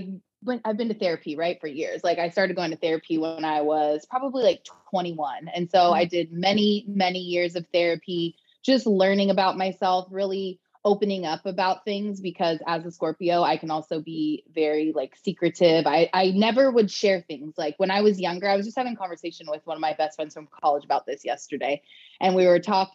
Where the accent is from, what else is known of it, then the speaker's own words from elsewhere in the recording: Long Beach, California, United States; now in Austin, United States; I'm originally from Long Beach, California